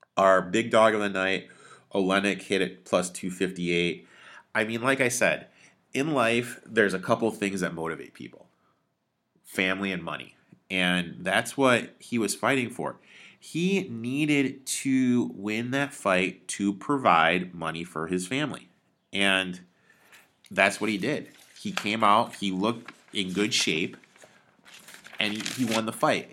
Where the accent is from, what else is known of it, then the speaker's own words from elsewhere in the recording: Detroit, Michigan, United States; now in Chicago, United States; I'm from Detroit